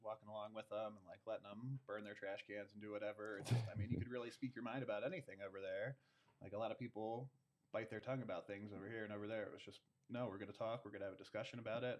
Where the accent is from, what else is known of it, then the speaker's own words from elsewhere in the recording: near Baltimore, Maryland, United States; moved away as an adult; also born or lived in South Carolina; I was born out uh, near Baltimore, Maryland, and grew up out there in the East Coast